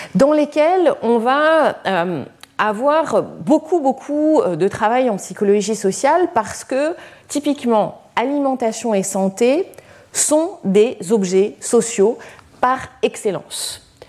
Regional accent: Lyon, Auvergne-Rhône-Alpes, France; je suis lyonnaise

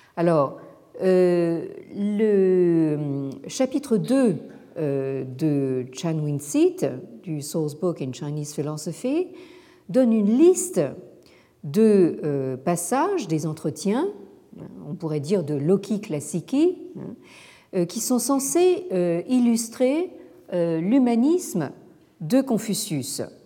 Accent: France; chez nous en France

